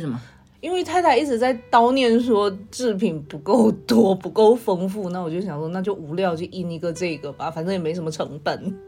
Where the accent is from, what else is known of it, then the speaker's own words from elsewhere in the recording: Tianjin, China; 我是天津人